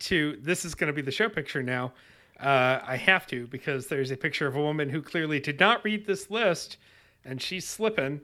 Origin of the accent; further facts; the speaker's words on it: Webster, New York, United States; growing up in Webster, New York